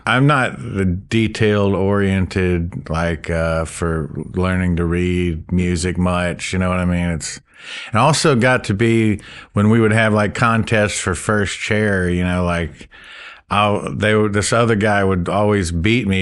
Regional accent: Gulf Breeze, Florida, United States; moved away as an adult; now in Oxford, United States; I grew up in Gulf Breeze, Florida

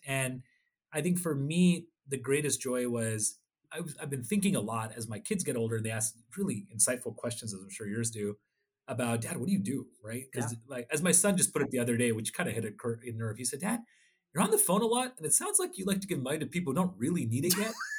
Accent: Odisha, India; I was from Orissa and I speak Oriya fluently. And I come from a family of people that were very proud of being journalists and social workers in Orissa, but I was also an Indian.

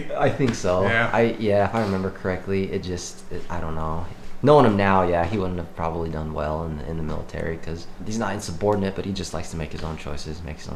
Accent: Cedar City, Utah, United States; Cedar City.

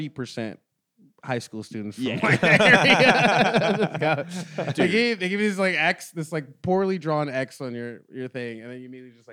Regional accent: DeLand, Florida, United States; moved away as an adult; now in Boston, United States; I'm from Deland.

